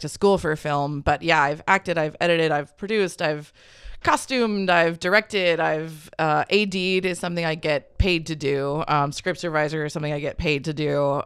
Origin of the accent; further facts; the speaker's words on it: Hutchinson, United States; I grew up in Hutchinson, which is it's like a suburb that exists within a circle of 40 miles of corn